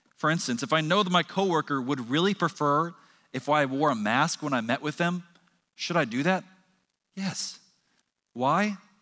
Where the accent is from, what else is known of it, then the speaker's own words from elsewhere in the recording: Texas, United States; before we're Texan